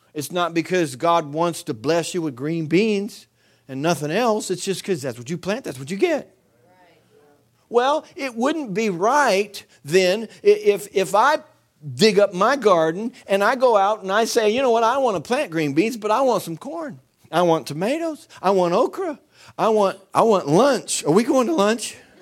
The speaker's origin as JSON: {"language": "English", "country": "United States", "said": "I'm an American"}